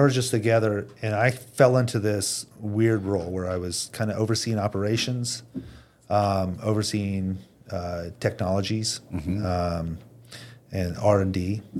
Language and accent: English; Indiana, United States; I'm from Indiana.